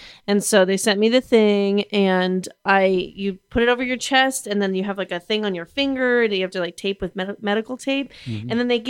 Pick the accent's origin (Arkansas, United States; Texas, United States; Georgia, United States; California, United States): California, United States; Burbank; I grew up in Burbank. I'm going to die there.